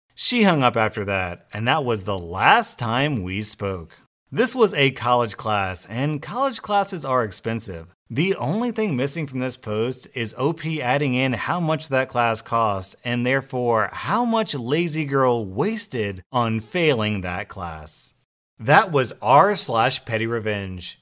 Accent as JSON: {"language": "English", "country": "United States", "said": "As an American"}